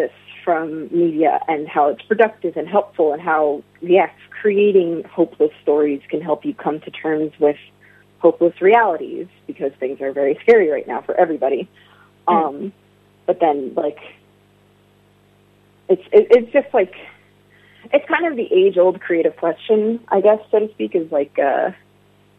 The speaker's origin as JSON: {"language": "English", "country": "United States", "said": "as a queer person, as an Arab American"}